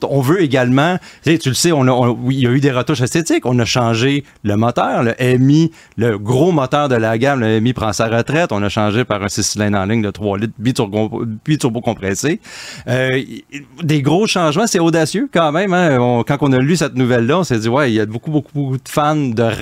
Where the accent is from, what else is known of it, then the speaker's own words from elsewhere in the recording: Quebec, Canada; chez nous, au Québec.